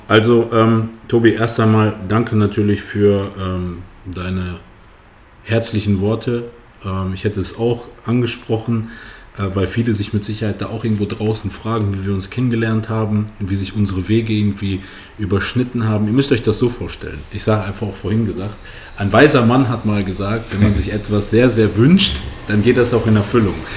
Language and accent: German; Kassel, Hesse, Germany; ich komme aus Kassel